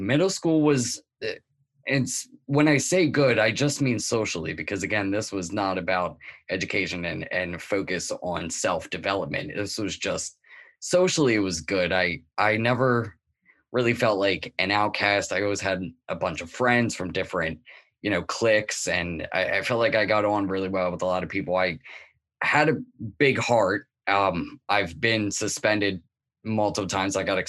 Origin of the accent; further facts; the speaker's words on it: Newark, Delaware, United States; Yeah, well, I was born and raised around Wilmington in Newark, Delaware. I was born in 1989. It was more of a suburban, but slightly urban place as well.